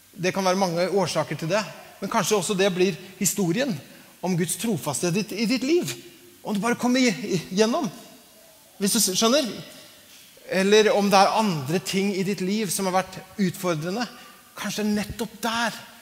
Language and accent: Norwegian; Larvik, Vestfold, Norway; Larvik, der jeg kommer fra